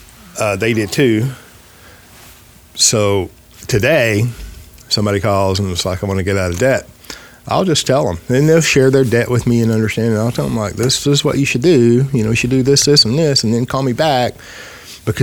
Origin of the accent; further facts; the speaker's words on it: United States; Well, I'm American.